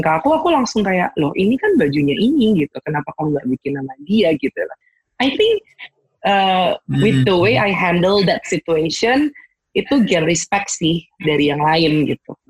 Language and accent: Indonesian; Semarang, Central Java, Indonesia; aku tuh aslinya dari Semarang